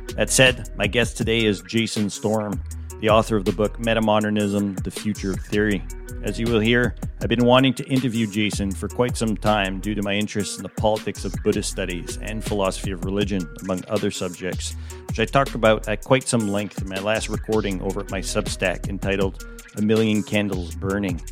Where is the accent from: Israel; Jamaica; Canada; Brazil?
Canada; Montreal, Quebec; I'm from Montreal